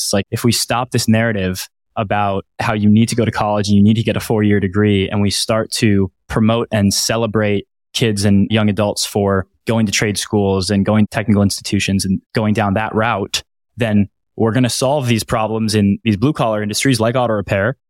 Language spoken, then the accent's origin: English; Washington, District of Columbia, United States; my hometown in the Washington, D C area